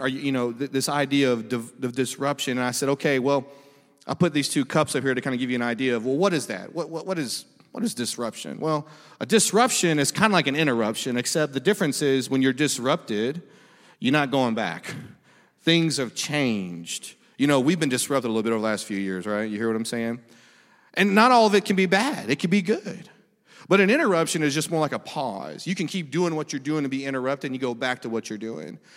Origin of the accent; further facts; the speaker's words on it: Monroe, Louisiana, United States; I'm from Louisiana, but Monroe.